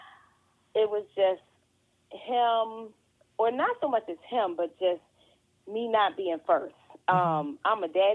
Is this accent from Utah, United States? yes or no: no; Philadelphia, Pennsylvania, United States; moved away as an adult; now in Maryland, United States; I am born and raised in Philadelphia.